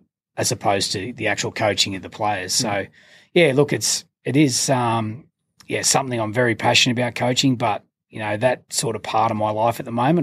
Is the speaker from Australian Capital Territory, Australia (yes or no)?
yes; Canberra, Australian Capital Territory, Australia; moved away; I was a Canberra boy. I grew up in Canberra.